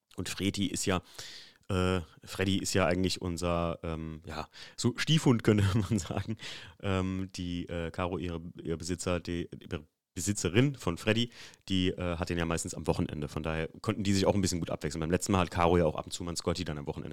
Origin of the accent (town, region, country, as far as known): Germany